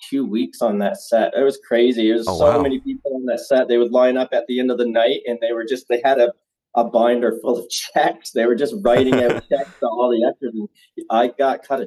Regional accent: Nova Scotia, Canada; moved away; also born or lived in Niagara Falls, Ontario; I'm originally from Nova Scotia on the East Coast

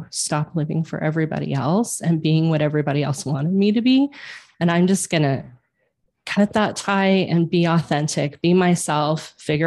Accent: Colorado, United States; moved away as an adult; also born or lived in Kansas City; I moved from Kansas City back to Colorado. I'm a native in Colorado

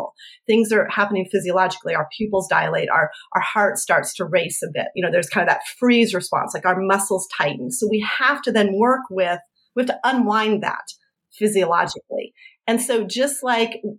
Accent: Colorado, United States; I'm from Colorado.

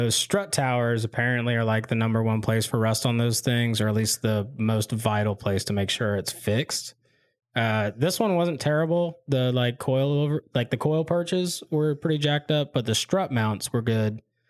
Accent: Quad Cities, Iowa, United States; I'm from the Quad Cities of Iowa. We put so much salt on our roads, it's ridiculous.

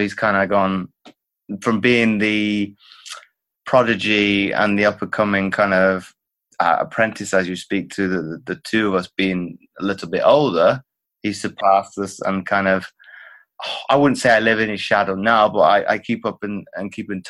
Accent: Belgium; I grew up in Belgium to where both of my parents been in the military.

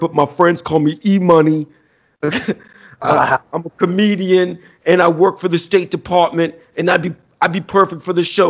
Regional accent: Washington, District of Columbia, United States; They were doing it in like Adams Morgan in D.C., which is my hometown.

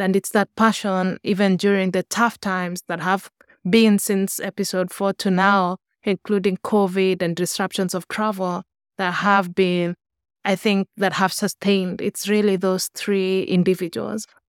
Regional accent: Kenya; moved away as an adult; now in United States; I grew up in Kenya

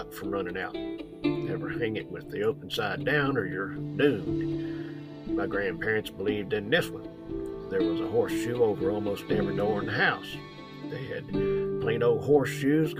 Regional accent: Virginia, United States; I worked with the rescue squad in my hometown for many a year

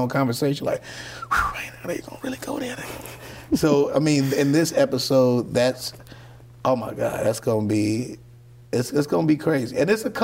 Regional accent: Chicago, Illinois, United States; I'm from Chicago

